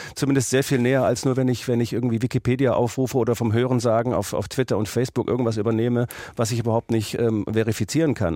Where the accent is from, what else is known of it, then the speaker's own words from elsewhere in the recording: Germany; ich bin Deutscher